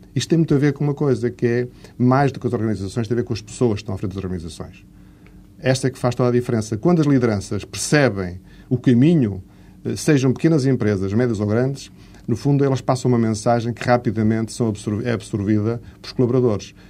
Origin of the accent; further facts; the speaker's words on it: Portugal; como português